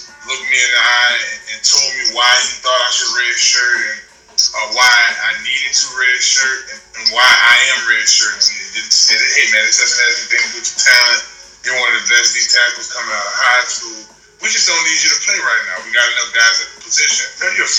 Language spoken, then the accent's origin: English; New Orleans, Louisiana, United States; Being a native of the area